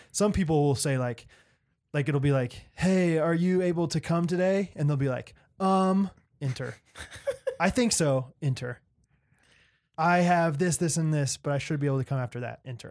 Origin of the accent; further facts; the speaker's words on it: Olathe, Kansas, United States; this is my hometown